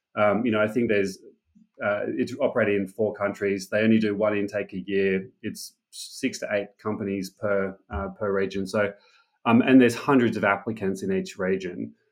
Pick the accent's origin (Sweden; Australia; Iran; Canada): Australia; Sydney, New South Wales; moved away as an adult; also born or lived in Silicon Valley; born and raised in Sydney